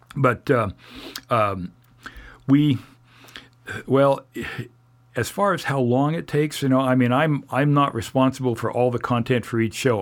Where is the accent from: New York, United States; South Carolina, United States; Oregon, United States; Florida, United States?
Oregon, United States; Oregon City; moved away as an adult; also born or lived in Orange County, California / Ventura, California / Indiana; I grew up in Oregon City in the Portland and Portland areas